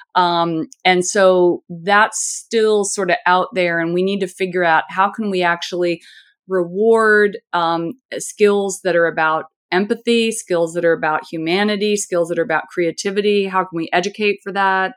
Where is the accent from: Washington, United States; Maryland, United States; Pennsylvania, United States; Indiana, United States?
Indiana, United States; I'm from Indiana, so this is, this is how I talk